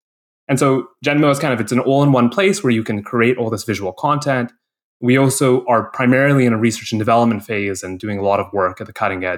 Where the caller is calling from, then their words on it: San Francisco, California, United States; I'm calling in from San Francisco, California.